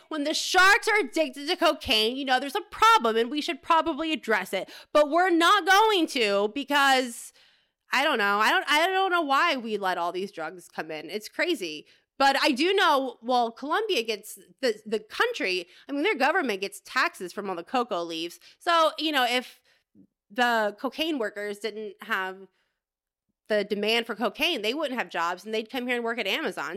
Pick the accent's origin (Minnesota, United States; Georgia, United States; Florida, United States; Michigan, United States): Florida, United States; moved away; I grew up in Florida